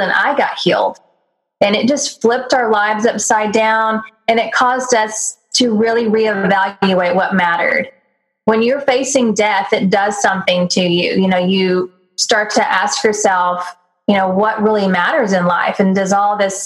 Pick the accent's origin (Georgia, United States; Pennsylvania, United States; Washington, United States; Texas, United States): Texas, United States; I grew up in Texas, I grew up rodeoing and going to the horse races.